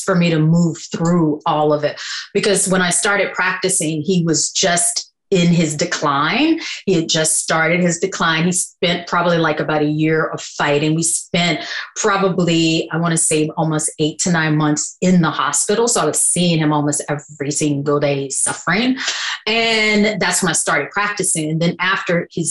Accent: Louisiana, United States; moved away; also born or lived in East Coast; I'm originally from Louisiana

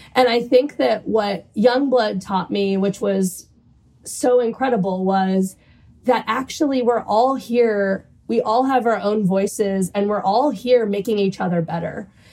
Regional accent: New Orleans, Louisiana, United States; moved away as an adult; also born or lived in London; now in New York, United States; I'm a proud Cuban American, and I grew up in New Orleans

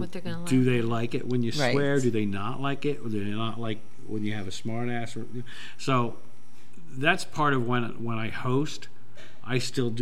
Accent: Millville, New Jersey, United States; I actually went to high school in Millville.

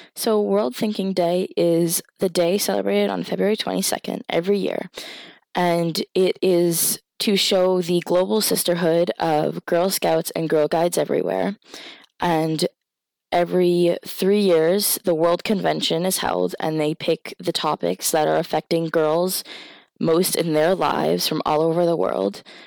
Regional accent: Indian Island, Maine, United States; So I was raised on Indian Island, which is home to the Penobscot, um, Indian Nation

